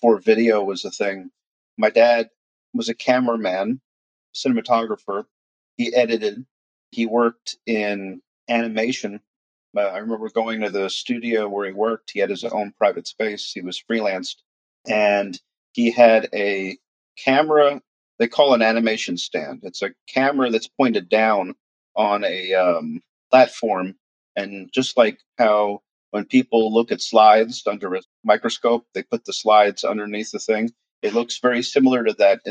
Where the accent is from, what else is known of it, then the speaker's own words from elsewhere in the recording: New York City, New York, United States; now in Jacksonville, United States; my brother and I were brought up in Queens, New York